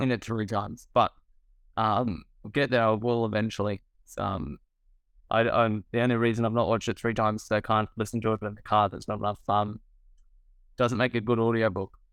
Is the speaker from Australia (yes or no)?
yes; Australia; as an Australian filmmaker.